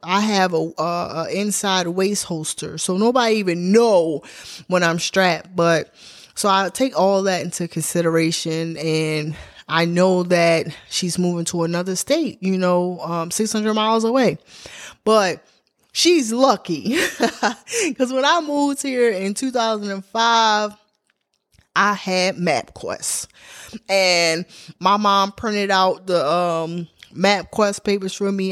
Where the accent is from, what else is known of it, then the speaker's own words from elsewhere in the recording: Baltimore, Maryland, United States; moved away as an adult; now in Atlanta, United States; I'm from Baltimore, Maryland, but I lived on the outskirts of Baltimore. I lived in the county. Um, I grew up Park Heights and Glenview town.